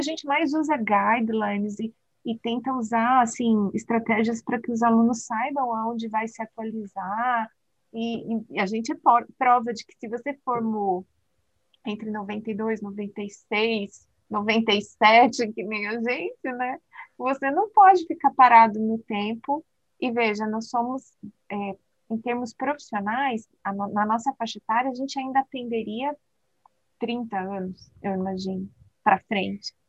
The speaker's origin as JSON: {"language": "Portuguese", "country": "Brazil", "said": "nós, como brasileiros, fisioterapeutas"}